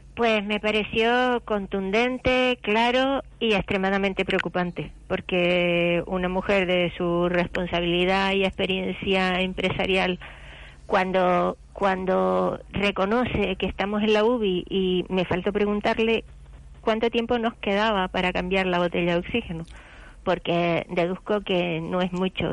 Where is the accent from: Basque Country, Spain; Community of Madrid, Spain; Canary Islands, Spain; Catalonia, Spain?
Canary Islands, Spain; nosotros lo que queremos, los canarios, es trabajar